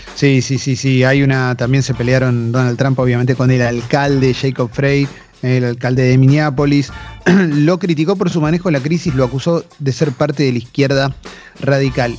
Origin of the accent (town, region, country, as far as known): Argentina